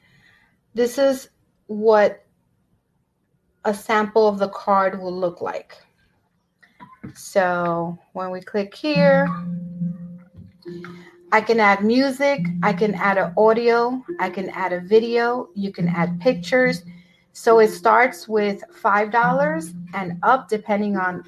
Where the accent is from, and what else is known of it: New York City, New York, United States; born or raised there; also born or lived in Brooklyn / Bronx